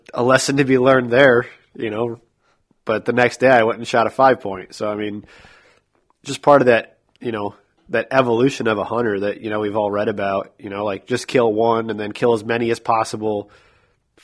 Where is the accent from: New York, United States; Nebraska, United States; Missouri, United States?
New York, United States; now in Iowa, United States; growing up in New York